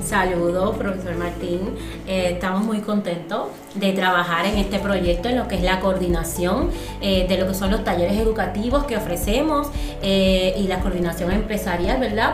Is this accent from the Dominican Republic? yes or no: yes; Dominican Republic; yo soy dominicana, yo no vivo en Puerto Rico